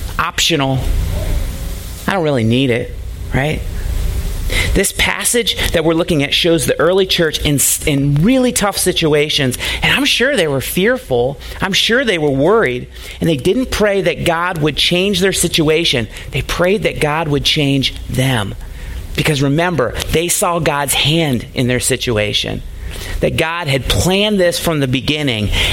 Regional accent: United States; it's getting less and less popular to be a Christian in our country

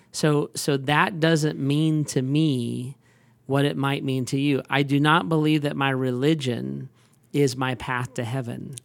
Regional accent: United States; I am like an American

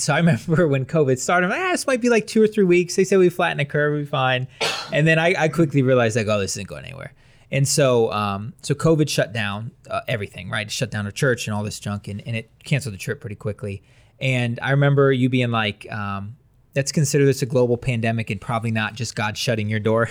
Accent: Wadsworth, Ohio, United States; I'm from Wadsworth.

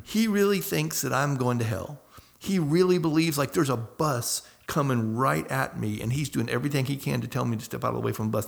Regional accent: Northwest Florida, United States; moved away as an adult; now in France; I grew up in Northwest Florida

